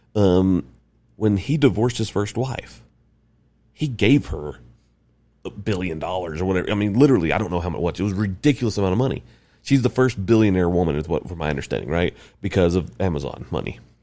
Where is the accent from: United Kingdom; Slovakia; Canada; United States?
United States; the South; moved away; I'm from the South, and I'm, gr, grew up L D S